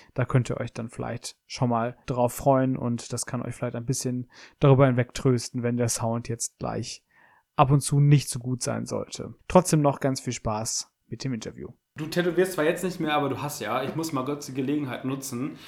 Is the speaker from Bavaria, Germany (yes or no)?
no; Essen, North Rhine-Westphalia, Germany; also born or lived in Cologne; in Essen, wo ich geboren bin